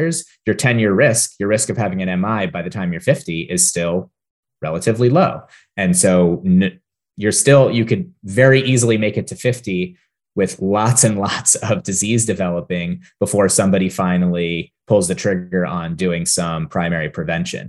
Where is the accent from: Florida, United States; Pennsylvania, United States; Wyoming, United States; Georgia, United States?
Pennsylvania, United States; near Hershey; I grew up near Hershey, Pennsylvania